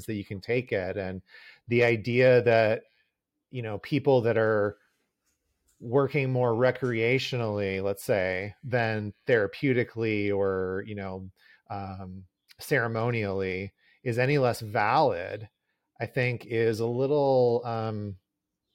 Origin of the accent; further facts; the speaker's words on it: Southern California, United States; I grew up in Southern California as well